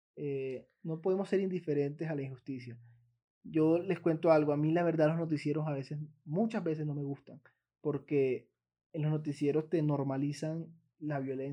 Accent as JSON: {"language": "Spanish", "country": "Colombia", "said": "Como ciudadano colombiano"}